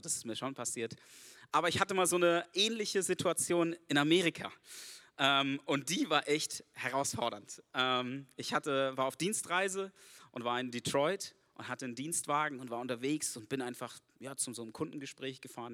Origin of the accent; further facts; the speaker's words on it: Germany; Ich bin Deutscher, ich bin nicht von hier